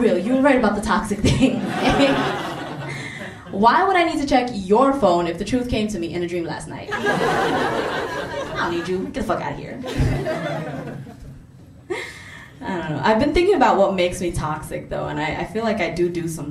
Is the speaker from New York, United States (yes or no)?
yes; New York City, New York, United States; I am South Asian, I'm Muslim, and I'm a New Yorker.